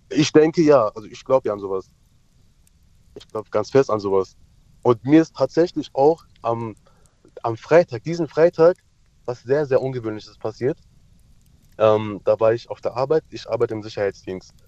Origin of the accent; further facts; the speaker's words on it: Turkey; now in Mannheim, Germany; ich komme ja aus der Türkei